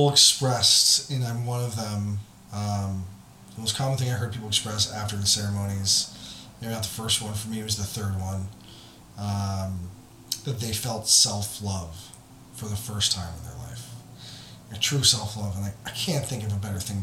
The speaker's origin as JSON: {"language": "English", "country": "United States", "said": "as American"}